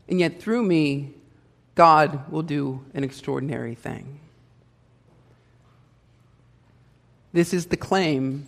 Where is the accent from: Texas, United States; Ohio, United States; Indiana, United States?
Ohio, United States; Hilliard; I grew up in Hilliard, Ohio